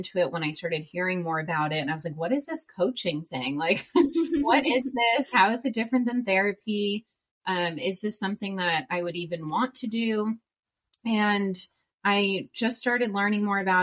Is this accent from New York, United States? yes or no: yes; New York, United States; moved away as an adult; also born or lived in Worcester, Massachusetts; now in San Diego, United States; I'm from New York. I moved to San Diego, California in August 2019, so almost 4 years now